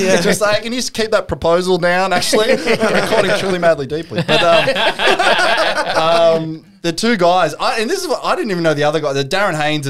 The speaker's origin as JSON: {"language": "English", "town": "Newcastle", "region": "New South Wales", "country": "Australia", "tie": "born or raised there", "said": "growing up in Newcastle"}